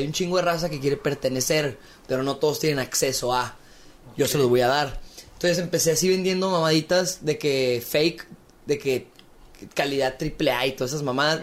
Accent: Torreón, Coahuila, Mexico; yo soy lagunero, nací aquí en Torreón, Coahuila

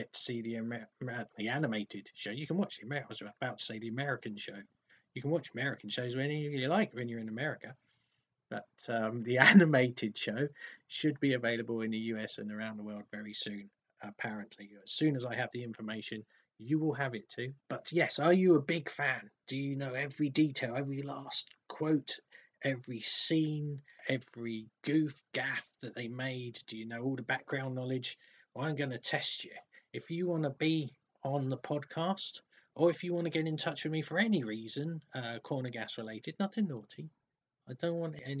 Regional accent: England, United Kingdom; accent: posh English; my posh English accent

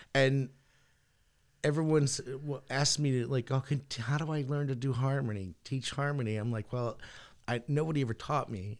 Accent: Portland, Connecticut, United States; have a music store in Portland in my hometown

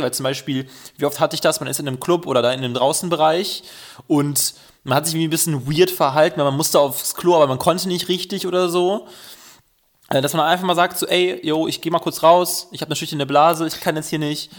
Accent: Düsseldorf, North Rhine-Westphalia, Germany; ich bin Düsseldorfer

